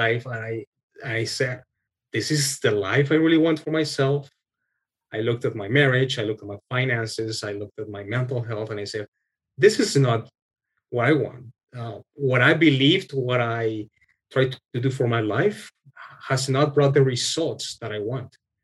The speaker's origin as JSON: {"language": "English", "country": "Colombia", "also_born_or_lived": "Texas, United States", "moved": "as an adult", "lives_now": "Canada", "said": "we're originally from Colombia, my wife and I. And when we got married, we moved to the States"}